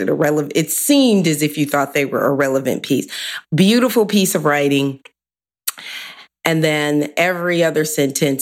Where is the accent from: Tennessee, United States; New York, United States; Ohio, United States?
Ohio, United States; Cleveland; also born or lived in Warren, Ohio; I'm from 117th off of Union in between Benham and Craven. That's where I grew up